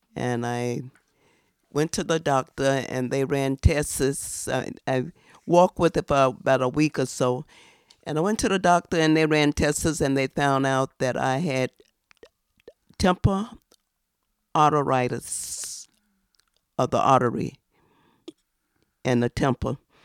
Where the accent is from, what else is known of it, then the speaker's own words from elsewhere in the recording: the South, United States; now in New York, United States; I've been here since nineteen fifty-five. I'm from the South.